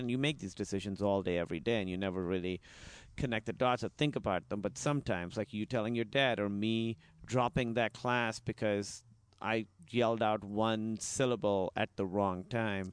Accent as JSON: {"language": "English", "country": "Pakistan", "tie": "born or raised there", "moved": "yes", "said": "I was in high school, and the way it works is in Pakistan, it's in high school"}